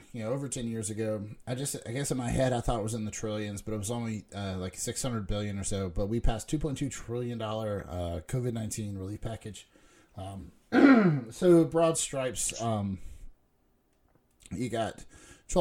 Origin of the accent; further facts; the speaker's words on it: United States; as an American